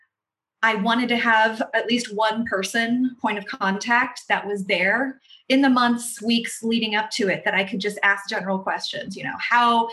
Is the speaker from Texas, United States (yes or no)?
no; Northern Virginia, United States; moved away as an adult; also born or lived in Middle East / New Zealand; now in Raleigh, United States; I'm originally from the Northern Virginia area, just outside of Washington, D.C.